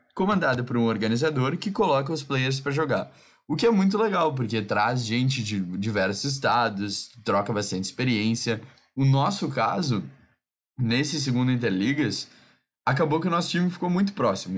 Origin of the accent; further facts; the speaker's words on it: South Region, Brazil; eu sou do Sul e represento a VGC São Paulo